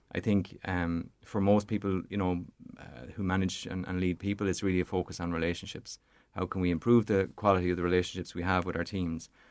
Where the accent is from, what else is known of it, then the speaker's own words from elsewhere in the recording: Portarlington, Leinster, Ireland; now in County Longford, Ireland; from a child growing up in Port Arlington, my, my mum and dad are still there